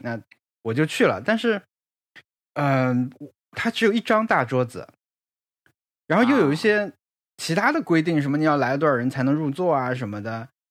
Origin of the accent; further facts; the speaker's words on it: Dehong, Yunnan, China; moved away; 他卖的就是德宏菜，就是我老家嘛